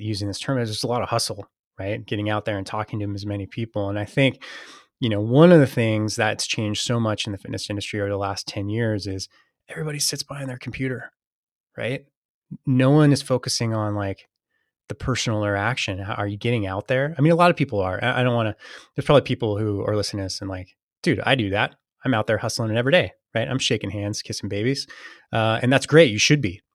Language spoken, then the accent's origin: English; Saratoga, California, United States; moved away as an adult; also born or lived in Boston; I was born and raised in, uh, a town called Saratoga, uh, Northern California